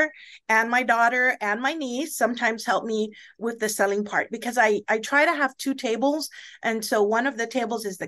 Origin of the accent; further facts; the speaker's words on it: Guam; I was from Guam